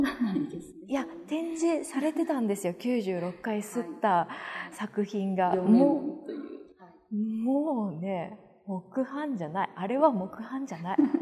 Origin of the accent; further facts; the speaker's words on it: Shizuoka, Japan; 私の地元静岡県